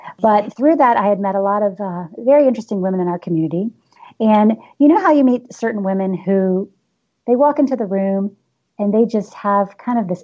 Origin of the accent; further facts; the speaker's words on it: the South, United States; I am from the South